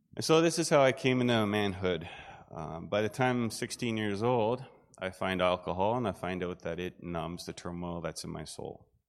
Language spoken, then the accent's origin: English; Southern Ontario, Canada; I grew up in Southern Ontario, um, in a farming community